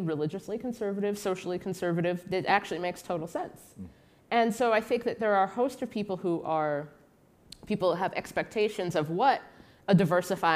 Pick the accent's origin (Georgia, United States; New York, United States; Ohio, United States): Ohio, United States; Cincinnati; moved away as an adult; now in Washington, D.C., United States; I was raised in Cincinnati, Ohio, which is a pretty conservative city